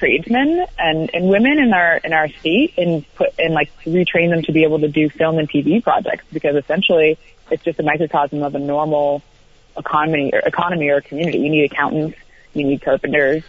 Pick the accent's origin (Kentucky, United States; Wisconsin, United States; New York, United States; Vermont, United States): Vermont, United States; A lot of my inspiration comes from growing up in Vermont and growing up in New England